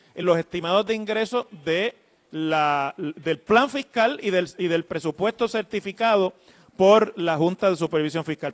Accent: Mayagüez, Puerto Rico; de un pueblo fuera del área metropolitana, como soy yo, de Mayagüez

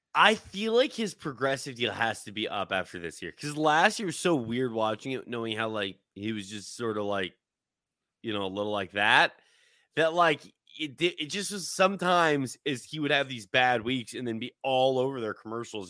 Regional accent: Seattle, Washington, United States; we grew up in Seattle

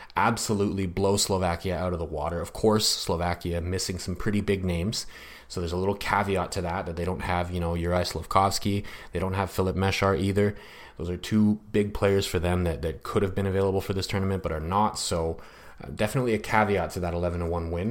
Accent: Canada; I'm also a Canadian

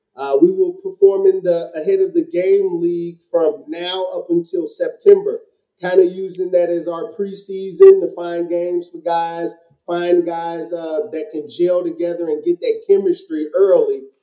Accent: Chicago, Illinois, United States; I am from Chicago

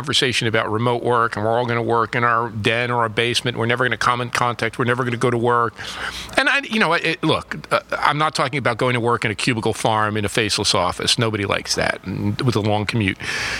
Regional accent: Newark, New Jersey, United States; I was born in Newark, New Jersey.

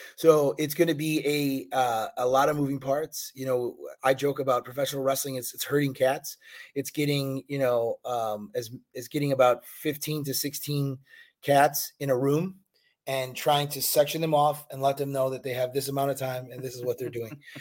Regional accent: Chicago, Illinois, United States; now in Fort Lauderdale, United States; I'm from Chicago

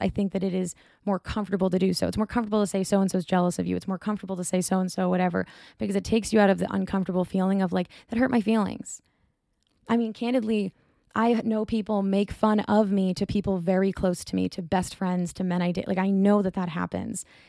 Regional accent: Boston, Massachusetts, United States; I'm from Boston.

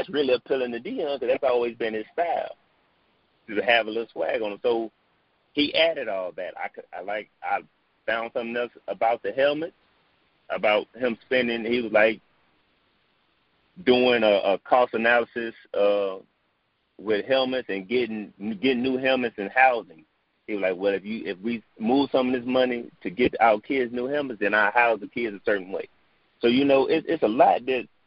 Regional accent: Texas, United States; moved away as an adult; also born or lived in Missouri / Jackson, Mississippi; when I grew up in Texas

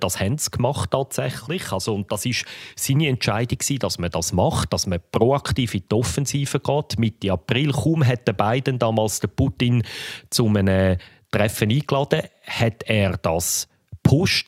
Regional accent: Switzerland; als Schweizer Journalist

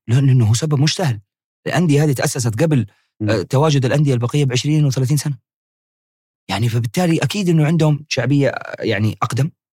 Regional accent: Hejaz, Saudi Arabia; عندنا في الحجاز

